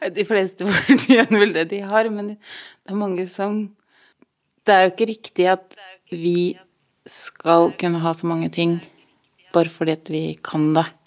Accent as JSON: {"language": "Norwegian", "country": "Norway", "tie": "born or raised there", "said": "Jeg er født i Norge"}